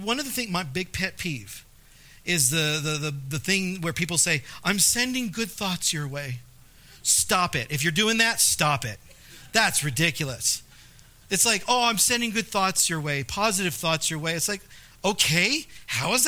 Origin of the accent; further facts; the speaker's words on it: Southern California, United States; moved away as an adult; now in La Pine, United States; Brianna and I, we grew up in Southern California. that's our home